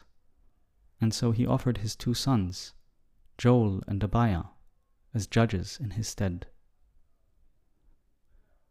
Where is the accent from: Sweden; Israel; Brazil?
Israel; Growing up in Israel, even though I come from a relatively secular family